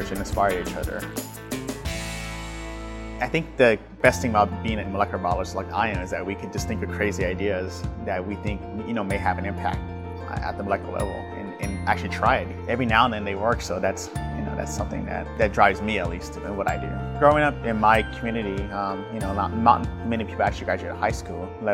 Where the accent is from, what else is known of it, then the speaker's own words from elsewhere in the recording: Los Angeles, California, United States; moved away; I grew up in South Los Angeles, which is a working class neighborhood